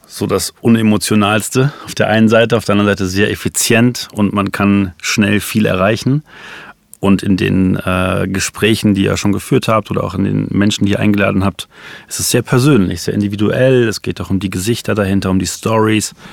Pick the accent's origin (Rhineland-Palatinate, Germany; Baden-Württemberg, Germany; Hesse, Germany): Rhineland-Palatinate, Germany; born there; Also als äh, gebürtiger Rheinland-Pfälzer ähm, in Koblenz bin ich dann nochmal an der Heimat eben vorbeigefahren.